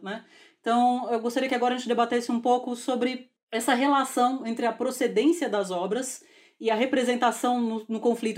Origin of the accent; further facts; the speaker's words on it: Brazil; como brasileira